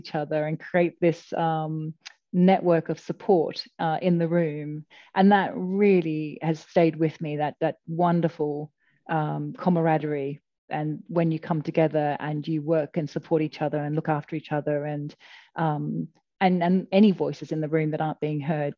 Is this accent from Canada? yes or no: no; Australia; now in United Kingdom; I'm Australian